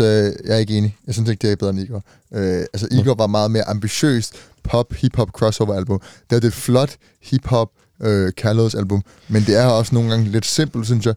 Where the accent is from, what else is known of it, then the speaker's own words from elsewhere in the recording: Denmark; vi er Dan, Danmark, ikke? Vi er danskere